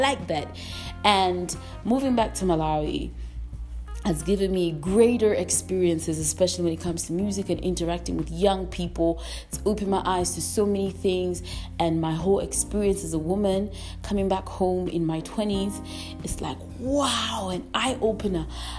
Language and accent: English; England, United Kingdom; constantly moving between all these dynamics from the places that I've grown up in. And in England, growing up in England gave me a whole other side of being free.